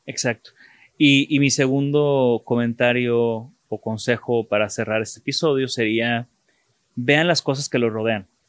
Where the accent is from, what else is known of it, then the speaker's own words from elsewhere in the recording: Mexico; de México